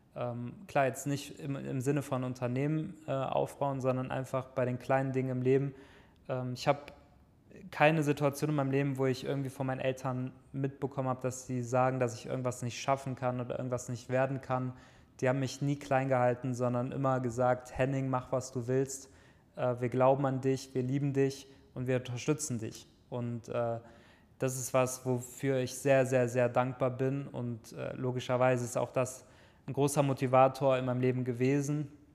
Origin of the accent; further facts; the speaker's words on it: near Düsseldorf, North Rhine-Westphalia, Germany; ich komme ja aus der Nähe von Düsseldorf, in einem kleinen Dorf bin ich am, an einem Feldweg aufgewachsen